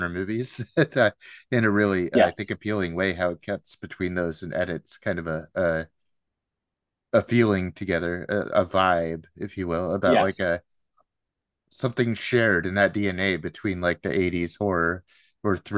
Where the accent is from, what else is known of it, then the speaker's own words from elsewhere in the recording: Seattle, Washington, United States; I'm just like from the Pacific Northwest, Seattle area here